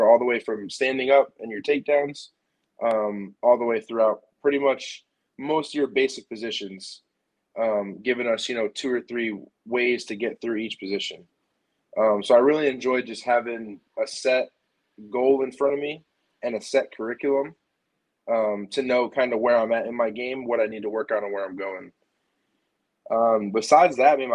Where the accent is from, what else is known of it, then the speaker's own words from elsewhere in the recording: New York, United States; moved away as an adult; now in Springfield, Missouri, United States; I grew up in New York